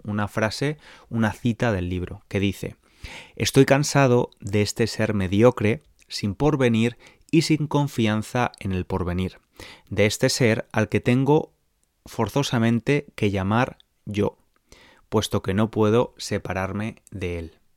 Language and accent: Spanish; San Francisco, California, United States; Spanish is a second language; soy de San Francisco, California